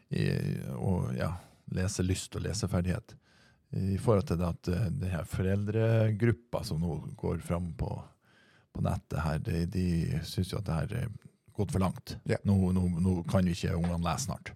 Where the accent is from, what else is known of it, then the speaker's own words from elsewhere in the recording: near Trondheim, Trøndelag, Norway; accent: Trønder; moved away; det her foregikk i Trondheim byen. Mm. Ja, det var ikke så langt unna hjemplassen min